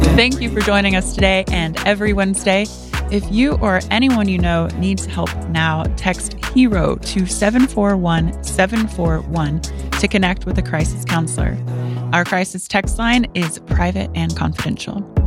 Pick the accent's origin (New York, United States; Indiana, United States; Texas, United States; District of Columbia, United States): Indiana, United States; I'm from Indiana